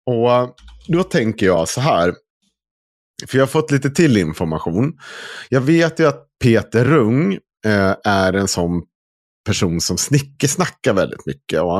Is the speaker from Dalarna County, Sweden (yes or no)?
yes; Dalarna County, Sweden; accent: dalmål; För att jag vet att jag kommer inte få bort min, mitt dalmål.